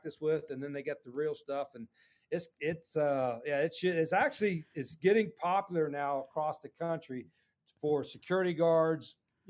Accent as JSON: {"language": "English", "region": "West Virginia", "country": "United States", "tie": "born or raised there", "moved": "yes", "lives_now": "Jacksonville, United States", "said": "when I was growing up in West Virginia, and my dad was a coal miner"}